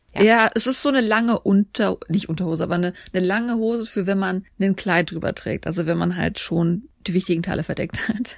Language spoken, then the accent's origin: German; Germany; now in South Korea; bei uns in Deutschland